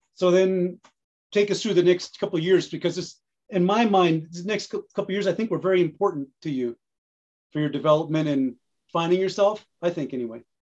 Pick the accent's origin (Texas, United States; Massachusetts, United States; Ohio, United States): Massachusetts, United States; Carlisle; I grew up in Carlisle, which is right next to, real close to Weston.